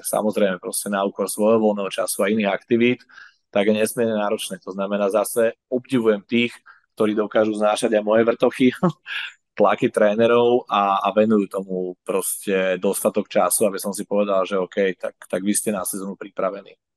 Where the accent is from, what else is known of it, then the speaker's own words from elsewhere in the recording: Bratislava, Bratislava Region, Slovakia; ja proste stále som Slovák, vždy budem, aj keď som Bratislavčan a lokál patriot